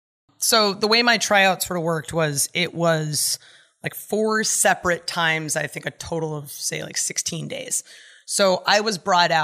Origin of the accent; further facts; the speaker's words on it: California, United States; I grew up in California and I moved away, so that should tell you something.